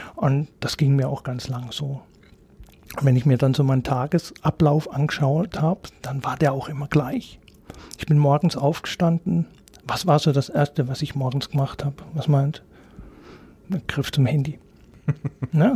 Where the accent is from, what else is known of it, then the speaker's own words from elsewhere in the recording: Emmendingen, Baden-Württemberg, Germany; Ich komme gebürtig aus Emmendingen, bin da aufgewachsen